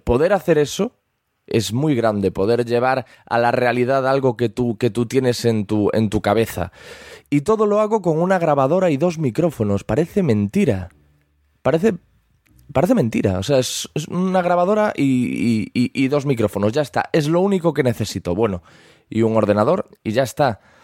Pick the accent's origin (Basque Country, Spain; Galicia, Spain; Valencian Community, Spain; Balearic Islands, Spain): Galicia, Spain; soy gallego